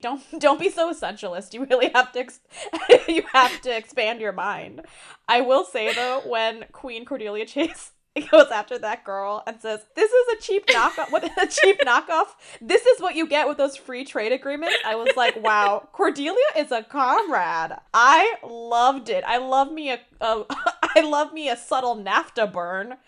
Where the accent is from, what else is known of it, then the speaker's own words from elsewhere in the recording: India; as an Indian